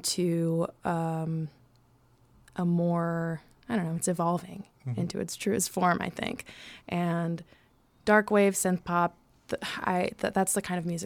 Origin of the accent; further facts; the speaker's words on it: Chicago, Illinois, United States; moved away as an adult; also born or lived in New York; I'm from here and I've been here for a long time